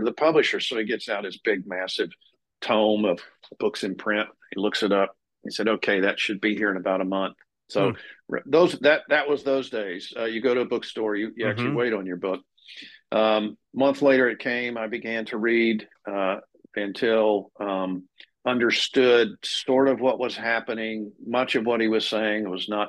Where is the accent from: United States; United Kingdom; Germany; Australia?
United States; Amarillo, Texas; I was born and raised in Texas